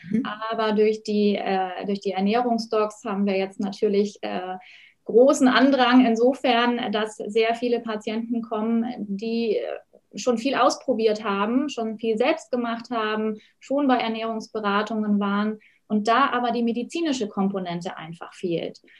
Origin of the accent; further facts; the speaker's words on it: Oberstdorf, Bavaria, Germany; Ja, also ich komme ja aus den Bergen, aus dem schönen Allgäu, aus Oberstdorf. Und da bleibt es natürlich nicht aus, dass man Ski fährt.